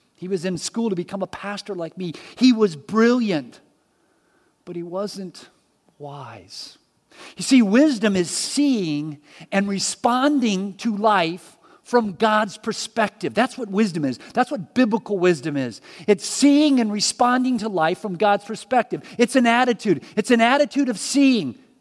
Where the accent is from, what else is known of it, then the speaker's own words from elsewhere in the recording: Miami, Florida, United States; I was born in Miami